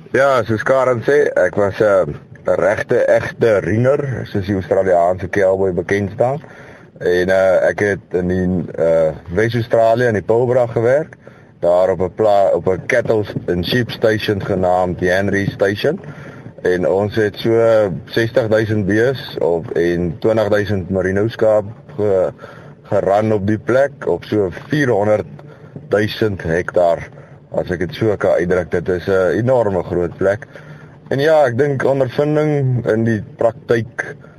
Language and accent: Afrikaans; Kroonstad, Free State, South Africa; Ek is van Kroonstad in die Vrystaat.